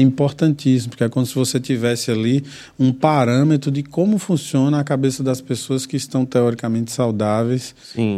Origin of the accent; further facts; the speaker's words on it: interior of Bahia, Brazil; also born or lived in São Caetano do Sul, São Paulo; nasci em São Caetano do Sul, em São Paulo, mas que fui criado no interior da Bahia